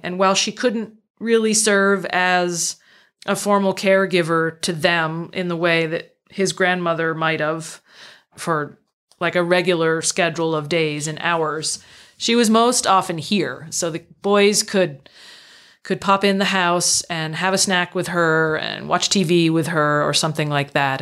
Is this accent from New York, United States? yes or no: no; Northfield, Vermont, United States; I grew up in central Vermont, small town